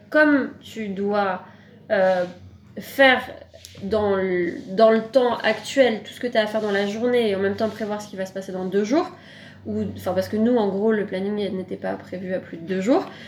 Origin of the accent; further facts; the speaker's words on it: France; en tant que Français, en tant qu'Européen